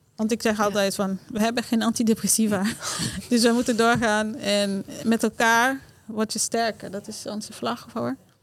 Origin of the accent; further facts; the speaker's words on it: Haiti; Dutch is a second language; now in Netherlands; Dus bijvoorbeeld die dorp waar ik vandaan kom. Het is een dorp dat... Eh, ja, ik ben daar opgegroeid zonder luxe, zonder stroom